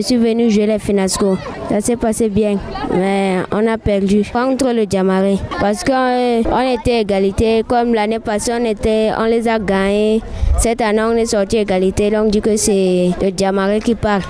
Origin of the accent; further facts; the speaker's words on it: Mayo-Danay, Far North, Cameroon; du département du Mayo d'Anaï.